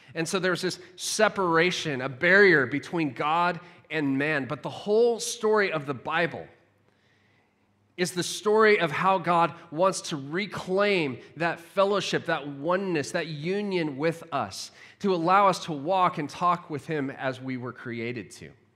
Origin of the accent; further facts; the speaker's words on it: United States; moved away; as an American living abroad, my family's still in the U K, or s, in the U S